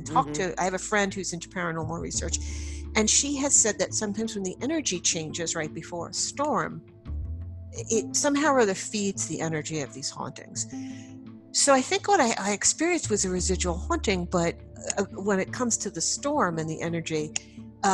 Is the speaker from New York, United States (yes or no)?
yes; Long Island, New York, United States; I grew up on Long Island, New York